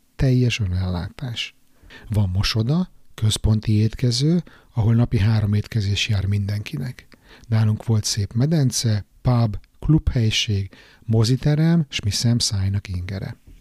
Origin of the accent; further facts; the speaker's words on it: Budapest, Hungary; moved away as an adult; now in Stockholm, Sweden; újpesti srác vagyok, panelban nőttem föl